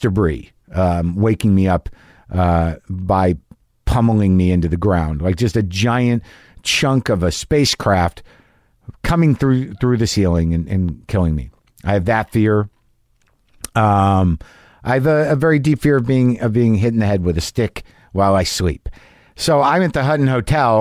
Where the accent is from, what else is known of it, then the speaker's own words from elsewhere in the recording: Albuquerque, New Mexico, United States; moved away; Albuquerque, New Mexico, my hometown